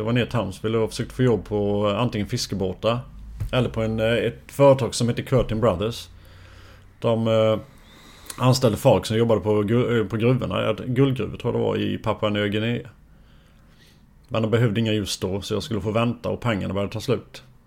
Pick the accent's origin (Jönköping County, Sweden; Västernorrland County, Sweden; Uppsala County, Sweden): Jönköping County, Sweden; Forsholm, near Jönköping; jag i Forsholm. Det är två och en halv, ja, två mil från Jönköping drygt